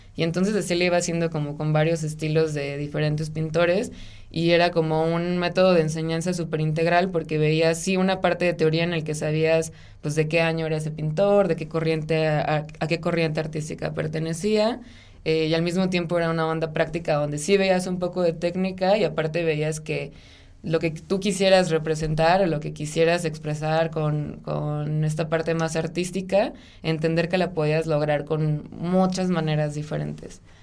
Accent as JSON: {"language": "Spanish", "town": "Ciudad Obregón", "region": "Sonora", "country": "Mexico", "tie": "born or raised there", "also_born_or_lived": "Guadalajara", "moved": "as an adult", "said": "yo soy de Ciudad Obregón, Sonora. Eh, ahí nací y crecí durante toda mi infancia y adolescencia"}